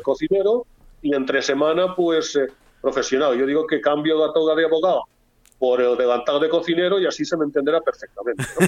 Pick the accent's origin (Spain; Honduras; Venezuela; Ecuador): Spain; Valencian Community; como valencianos